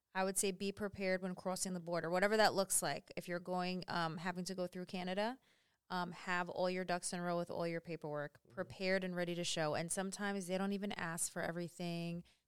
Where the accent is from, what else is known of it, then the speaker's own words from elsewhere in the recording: New York City, New York, United States; moved away as an adult; also born or lived in South Carolina; now in Alaska, United States; we're from New York, and then we lived in, we came from South Carolina.